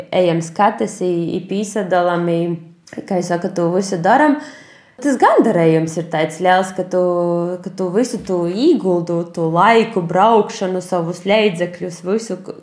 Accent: Aglona, Latgale, Latvia; now in Stuttgart, Germany; mana dzimto puse, ja manu vecāku dzimto puse ir aglona

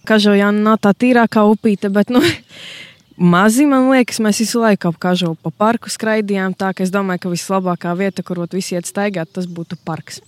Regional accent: Latgale, Latvia; Es arī uzskatu to, ka es esmu latgalieti

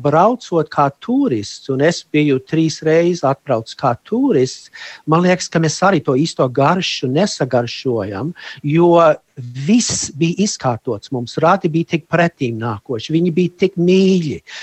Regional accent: United States; moved away as an adult; also born or lived in Germany; now in Latvia; uzaugot Amerikā, un mana sieva un es, mums ir līdzīga pagātne, es esmu Vācijā pārcēlos uz Ameriku, es biju ļoti maziņš

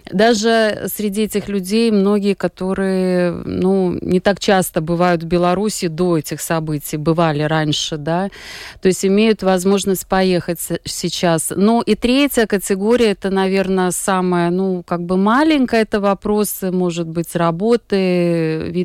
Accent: Latvia; also born or lived in Belarus; я гражданка Латвии, я здесь э, выросла, всю жизнь прожила. По корням я этническая белоруска. У меня а, мама э, родилась, э, выучилась в Беларуси, а потом в советское время приехала в Латвию

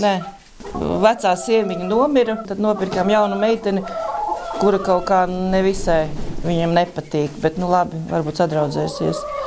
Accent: Lubāna, Madona Municipality, Latvia; also born or lived in Ogre; now in Stelpe Parish, Latvia; Īstenībā no Lubānas, Madonas puses, bet es ogrēju, gāju vidusskolā

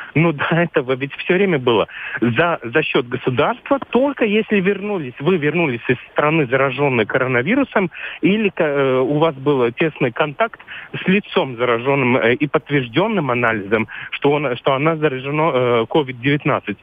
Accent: Latvia; Я сам латыш

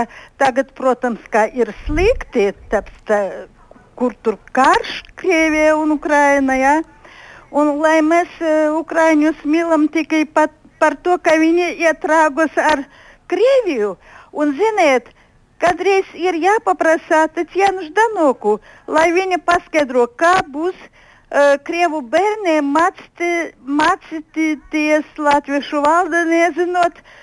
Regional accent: Daugavpils, Latgale, Latvia; ja es no Daugopili

